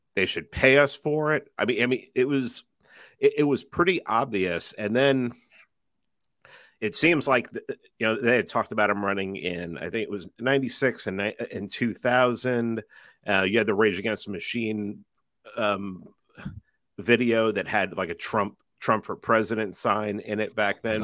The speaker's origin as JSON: {"language": "English", "town": "New York City", "region": "New York", "country": "United States", "tie": "born or raised there", "said": "growing up in New York City"}